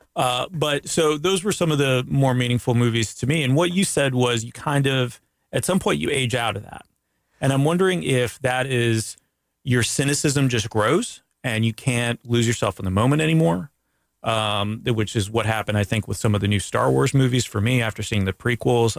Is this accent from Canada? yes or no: yes; Canada; now in United States; as a Canadian